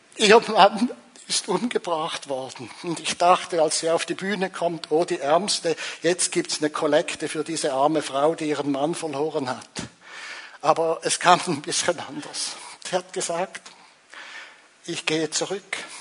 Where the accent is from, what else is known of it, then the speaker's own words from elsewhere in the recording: Zurich, Switzerland; also born or lived in Angola; als Zürcher